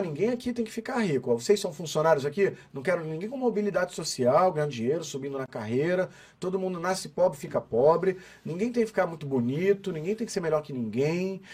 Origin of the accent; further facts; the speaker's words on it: Brazil; a gente é brasileiro